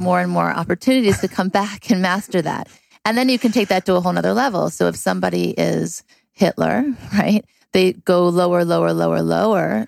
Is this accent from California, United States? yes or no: yes; California, United States; also born or lived in Thibodaux, Louisiana / Beverly Hills, California; I was born in Thibodaux, Louisiana, and my parents moved to California when I was seven